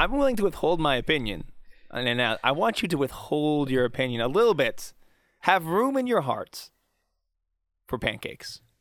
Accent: Pittsburgh, Pennsylvania, United States; growing up in Pittsburgh, it's still culturally very Catholic

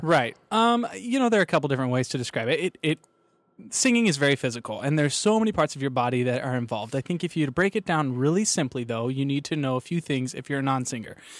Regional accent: Kansas, United States; I'm from Kansas

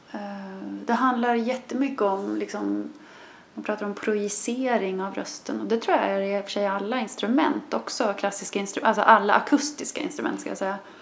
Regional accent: Sörmland, Södermanland, Sweden; also born or lived in Canada; som vi säger hemma i Sörmland

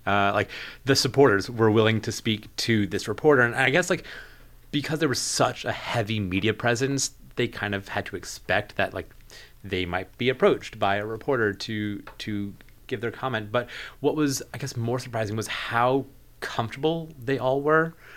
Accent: New Jersey, United States; moved away as an adult; also born or lived in Pittsburgh; I'm from New Jersey originally, um, then went to s, undergrad in Pittsburgh

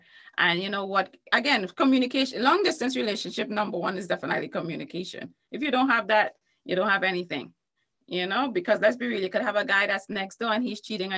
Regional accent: Trinidad & Tobago; In Trinidad and Tobago.

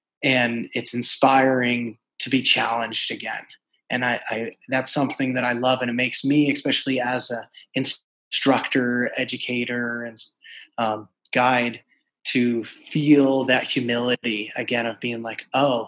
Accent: New York, United States; I would say resilience is that, you know, if you've ever met a New Yorker, you know, they're up front.

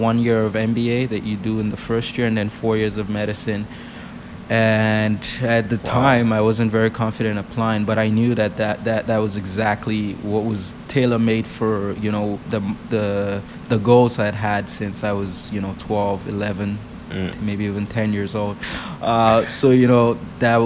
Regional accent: Nigeria; moved away; I was born in Nigeria

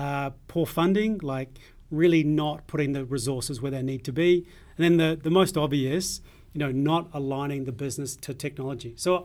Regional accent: New Zealand; now in Australia; By the way, I'm from New Zealand, and I've Scottish.

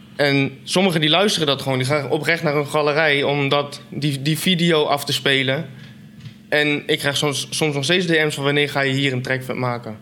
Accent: Apeldoorn, Gelderland, Netherlands; Ik kom uit Apeldoorn, 24, bijna 25, inmiddels vader

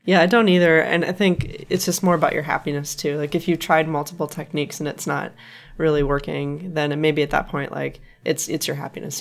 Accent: Wisconsin, United States; now in California, United States; my home state, Wisconsin.

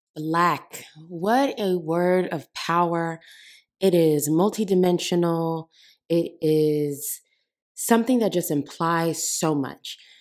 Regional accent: Oakland, California, United States; I was born in Oakland, California, and I grew up in a very African household

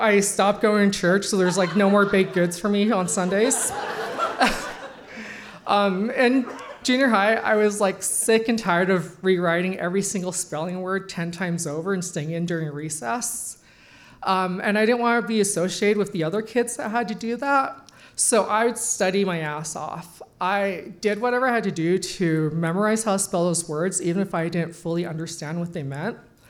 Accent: Nepal; born there; 9 months later, I was born in the Nepal base camp.

